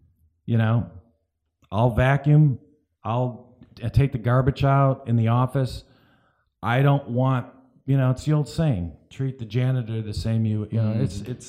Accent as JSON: {"language": "English", "town": "Cleveland", "region": "Ohio", "country": "United States", "moved": "yes", "lives_now": "Sarasota, United States", "said": "I moved from Cleveland, Ohio to Sarasota."}